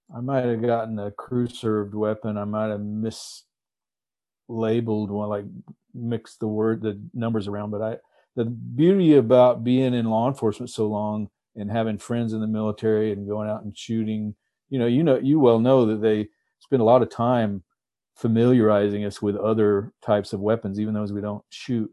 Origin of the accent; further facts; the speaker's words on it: Texas, United States; moved away as an adult; now in Alaska, United States; I grew up in Texas